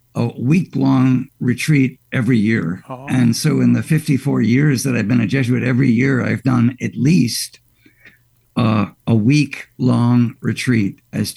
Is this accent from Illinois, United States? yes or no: yes; Glenview, Illinois, United States; also born or lived in Chicago; Initially, I grew up at St. Ferdinand's, and then we moved out to Glenview